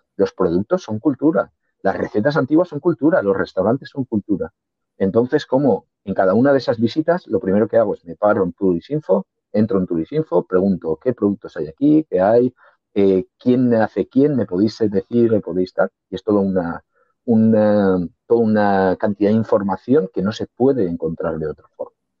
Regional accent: Valencian Community, Spain; yo soy valenciano

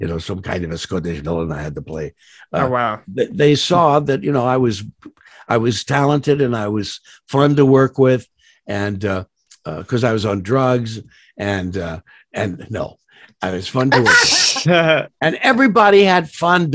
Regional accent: New York, United States; also born or lived in Goshen, Indiana; I grew up in New York

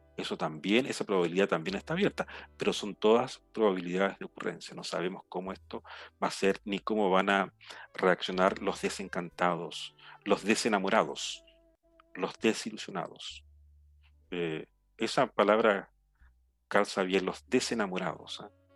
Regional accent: Chile; moved away; yo en este momento estoy en mi, en mi lugar natal, en mi pueblo, un área eh, rural, completamente rural.

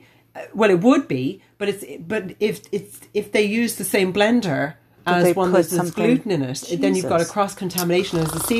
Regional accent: Australia; now in Ireland; I grew up with them in Australia.

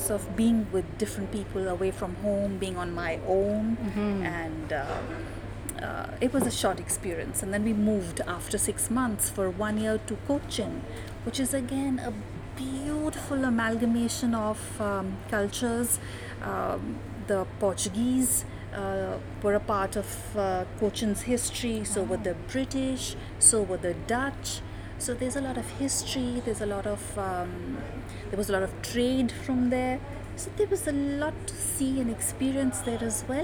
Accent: New Delhi, Delhi, India; also born or lived in South India; families came to India after the partition and settled in North India. So my schooling initially was mostly in North India, but then I've lived and worked mostly in South India

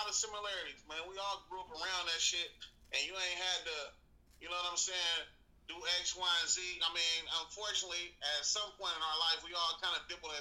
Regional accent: Oakland, California, United States; I'm from West Oakland

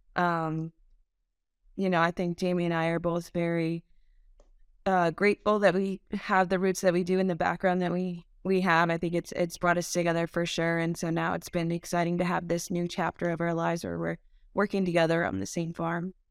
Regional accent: Montgomery, Vermont, United States; I grew up in Montgomery, Vermont on a small Thai stall farm.

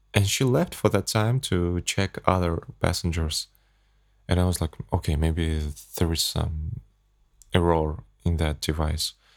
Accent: Kazakhstan; English is a second language; I flew back to my home country, from Abu Dhabi to Astana.

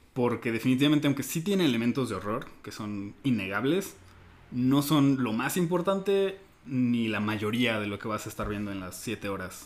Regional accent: Mexico; como mexicano promedio, pues crecemos

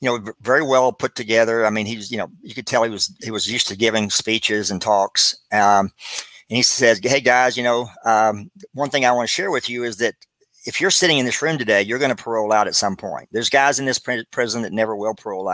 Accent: Abilene, Texas, United States; moved away as an adult; also born or lived in Dallas, Texas; I moved to Dallas, Texas from Abilene.

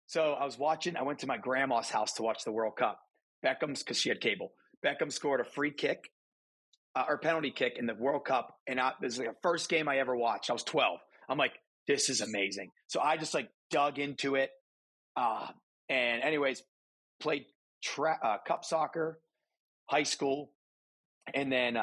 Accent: Aliquippa, Pennsylvania, United States; Pittsburgh, Pennsylvania. Actually, to be more specific, some people know this city. Do you ever hear of Aliquippa?

